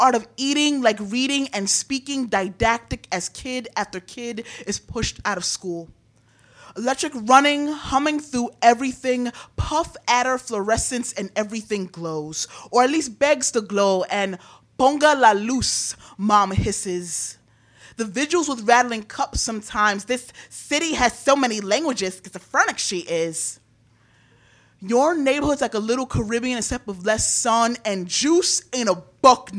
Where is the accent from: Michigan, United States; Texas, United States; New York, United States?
New York, United States; New York City; I was born and raised in Brooklyn, New York